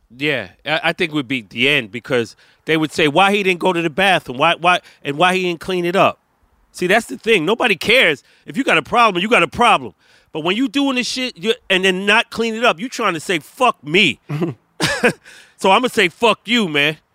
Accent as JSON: {"language": "English", "town": "New York City", "region": "New York", "country": "United States", "said": "I don't claim to be New York, B. I'm from Brooklyn"}